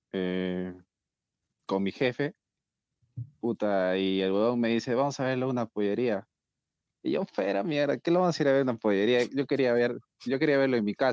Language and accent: Spanish; Peru; y si no somos peruanos, puta, y si no sufrimos, no somos peruanos, mejor dicho, ¿no?